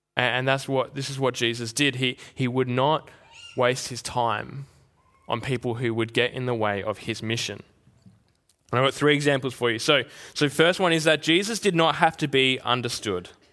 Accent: Albany, Western Australia, Australia; now in Perth, Australia; growing up in Albany

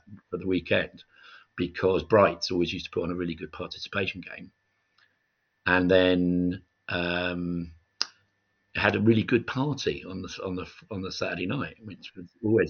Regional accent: Leeds, Yorkshire and the Humber, United Kingdom; moved away as an adult; I got involved in reenactment through Leeds WarGames Club, right? Because I'm studying English Civil War at school, and I knew this guy at Leeds WarGames Club, which I used to go

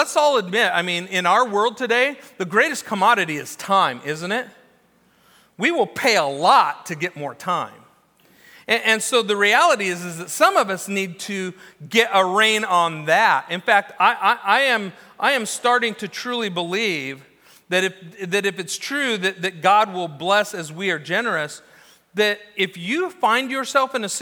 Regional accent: Newbury Park, California, United States; also born or lived in Orange County, California; growing up in Orange County and then Newberry Park

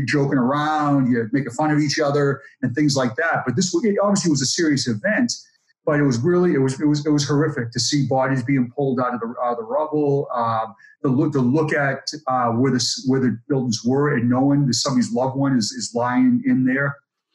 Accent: Boston, Massachusetts, United States; I grew up in Boston, and my neighborhood had a police officer

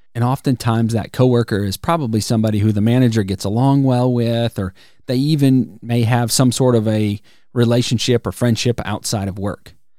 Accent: Wisconsin, United States; now in Alabama, United States; I grew up in Wisconsin

